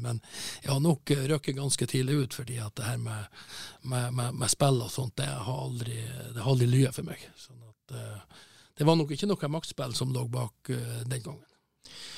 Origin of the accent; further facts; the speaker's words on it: Northern Norway, Norway; jeg er jo fra Nord-Norge